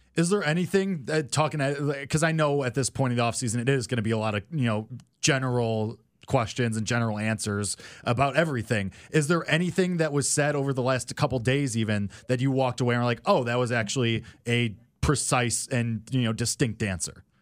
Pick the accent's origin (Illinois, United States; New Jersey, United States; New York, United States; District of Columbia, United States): Illinois, United States; Chicago; I was born within the city limits and I lived there my whole life